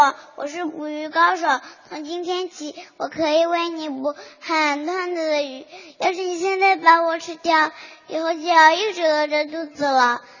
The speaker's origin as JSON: {"language": "Chinese", "region": "Beijing", "country": "China", "said": "今年五岁了，我来自北京。"}